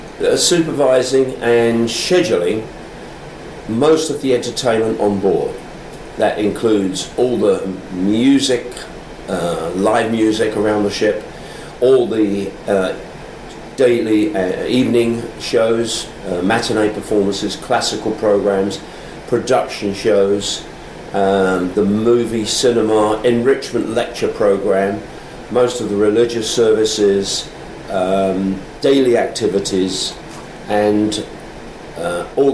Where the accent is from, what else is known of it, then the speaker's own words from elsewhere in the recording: London, United Kingdom; I was born in London and educated at a grammar school, Then I joined the police force